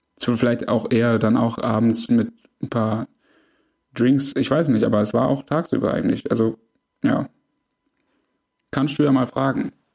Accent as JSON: {"language": "German", "region": "Swabia", "country": "Germany", "said": "als Schwabe"}